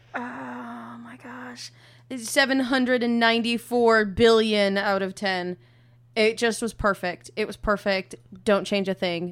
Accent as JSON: {"language": "English", "region": "Minnesota", "country": "United States", "moved": "yes", "said": "I'm also from Minnesota"}